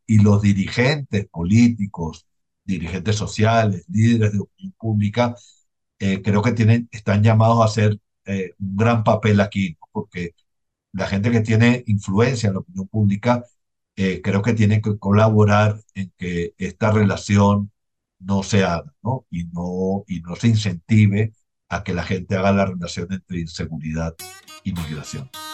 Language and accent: Spanish; Venezuela; now in Colombia; yo no puedo decir que, que yo salí de Venezuela pues por una situación económica eh, gravísima